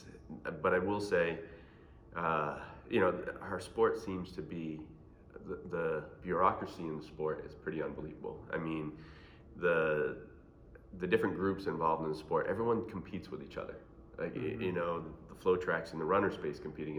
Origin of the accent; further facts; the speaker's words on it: Boston, Massachusetts, United States; growing up in Boston